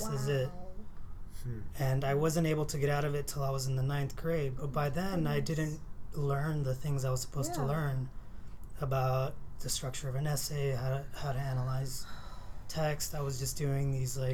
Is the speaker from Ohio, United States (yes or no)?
no; Glendale, California, United States; also born or lived in Los Angeles, United States; I came from Los Angeles, the Echo Park area, around the second grade, and then my parents moved to Glendale